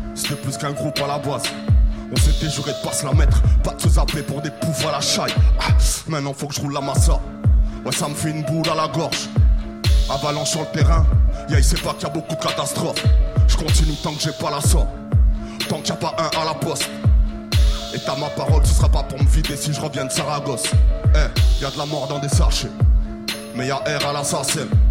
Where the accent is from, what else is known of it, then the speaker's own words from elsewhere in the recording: Bordeaux, Nouvelle-Aquitaine, France; je viens de Bordeaux